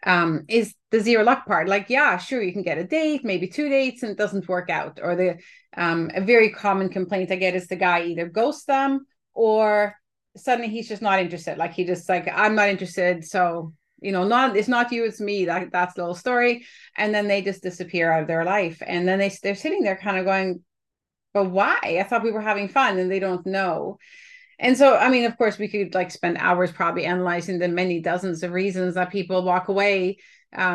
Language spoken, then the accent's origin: English; Canada; as a Canadian sitting up here